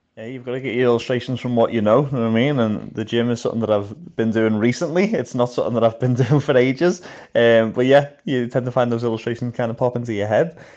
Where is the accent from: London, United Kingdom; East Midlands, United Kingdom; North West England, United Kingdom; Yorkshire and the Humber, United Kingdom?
North West England, United Kingdom; Liverpool; moved away as an adult; now in Belfast, United Kingdom; I am from Liverpool, so I've lived in Liverpool most of my life, but about nine years ago now, I moved over to just outside Belfast in Northern Ireland